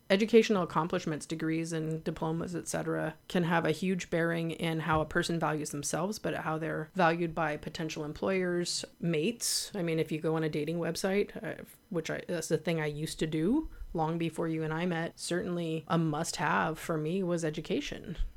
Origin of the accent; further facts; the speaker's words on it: Santa Cruz, California, United States; I was born in Santa Cruz, an unincorporated Santa Cruz, an area called Live Oak. I was born at home. But I grew up with parents who had been hippies